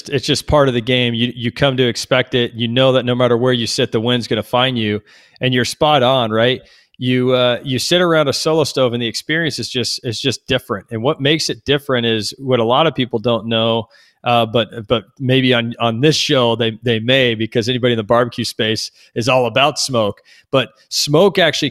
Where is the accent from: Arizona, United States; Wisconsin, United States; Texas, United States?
Texas, United States; growing up in Texas. I grew up on a 50-acre ranch